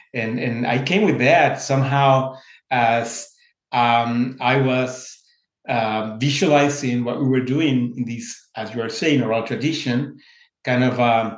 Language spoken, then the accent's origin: English; Mexico; moved away; I was coming, I came from Mexico some few years ago.